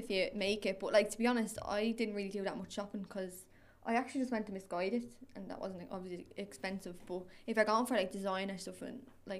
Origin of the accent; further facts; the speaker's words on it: Tallaght, Leinster, Ireland; I'm from Tala